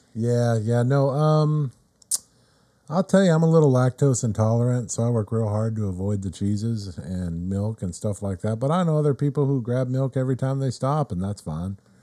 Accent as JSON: {"language": "English", "town": "Riverside", "region": "California", "country": "United States", "tie": "born or raised there", "also_born_or_lived": "Corona, California", "said": "I'm from Riverside, California."}